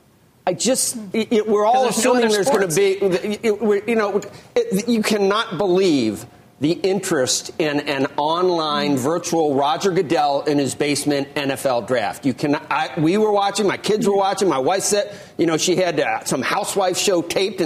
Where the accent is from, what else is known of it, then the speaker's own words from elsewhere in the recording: Southwestern Ohio, United States; I'm from Southwestern Ohio